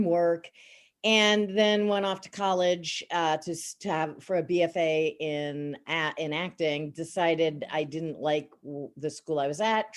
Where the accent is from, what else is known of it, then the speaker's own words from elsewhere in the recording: Baldwin, New York, United States; I grew up in Baldwin, Long Island, New York. So there's a little bit of the accent